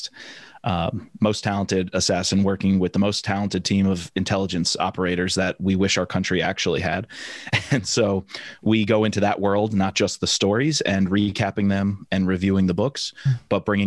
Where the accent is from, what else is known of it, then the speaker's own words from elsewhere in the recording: Long Island, New York, United States; moved away; I'm from Long Island